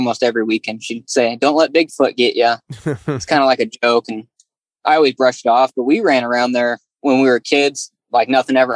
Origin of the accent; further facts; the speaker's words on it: Willamette Valley, Oregon, United States; I grew up in the Willamette Valley area